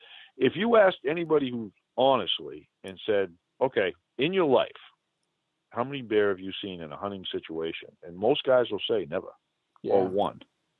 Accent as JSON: {"language": "English", "region": "Northeast", "country": "United States", "tie": "born or raised there", "accent": "New England", "lives_now": "New Hampshire, United States", "said": "growing up in the Northeast"}